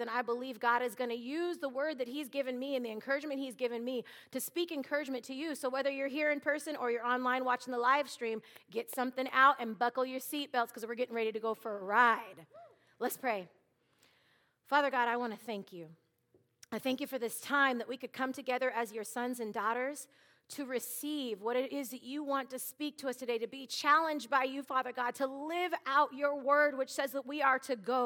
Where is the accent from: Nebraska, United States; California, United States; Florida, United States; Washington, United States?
Washington, United States; Seattle; now in Minnesota, United States; I am originally from Seattle, Washington